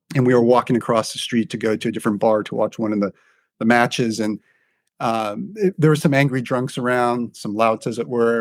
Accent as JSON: {"language": "English", "region": "Southern California", "country": "United States", "tie": "born or raised there", "also_born_or_lived": "United Kingdom", "moved": "as an adult", "said": "I grew up in Southern California"}